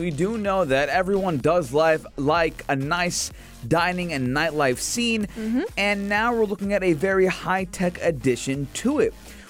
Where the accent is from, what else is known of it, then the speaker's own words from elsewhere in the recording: Acre, Northern District, Israel; now in -; Because I am from Akka.